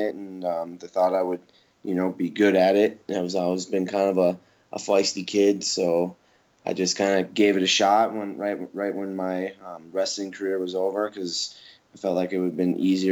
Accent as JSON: {"language": "English", "town": "Minneapolis", "region": "Minnesota", "country": "United States", "tie": "born or raised there", "moved": "yes", "lives_now": "Denver, United States", "said": "I'm originally from Minnesota, Minneapolis, Minnesota, but I reside in Denver, Colorado now"}